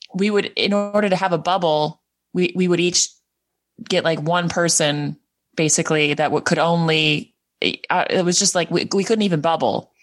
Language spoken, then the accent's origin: English; Edmonton, Alberta, Canada; moved away as an adult; also born or lived in New Brunswick; now in Prince Edward Island, Canada; I'm from Edmonton